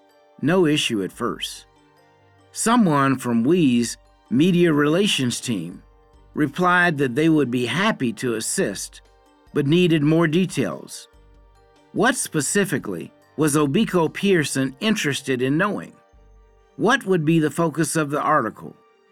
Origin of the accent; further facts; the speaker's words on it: Kenya; I say it as a Kenyan on behalf of Kenyans. Our thoughts and voices matter too.